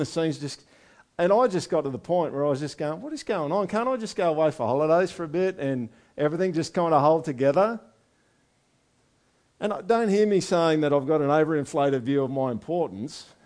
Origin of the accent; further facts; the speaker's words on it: Australia